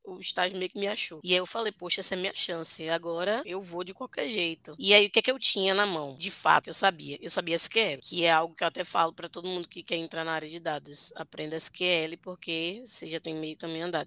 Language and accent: Portuguese; Bahia, Brazil; eu sou da Bahia, só estudava na Bahia, só trabalhava na Bahia